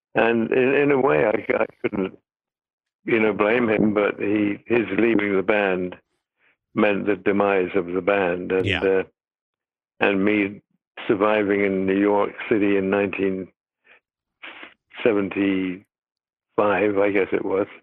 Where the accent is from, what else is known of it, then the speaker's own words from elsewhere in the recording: United Kingdom; moved away; I'm British